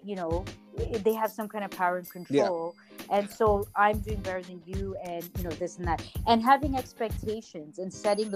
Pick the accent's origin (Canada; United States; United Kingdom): Canada; also born or lived in Toronto; I'm in Toronto, you know, you're American, I'm Canadian